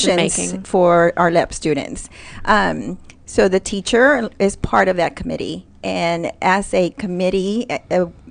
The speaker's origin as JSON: {"language": "English", "country": "Mexico", "moved": "yes", "lives_now": "Texas, United States", "said": "I'm from Mexico"}